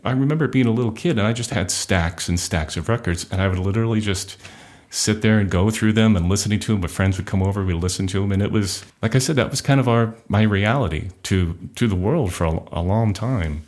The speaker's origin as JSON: {"language": "English", "area": "Orange County", "region": "California", "country": "United States", "tie": "born or raised there", "also_born_or_lived": "Inglewood, California", "said": "I was born in Inglewood and then raised in Orange County"}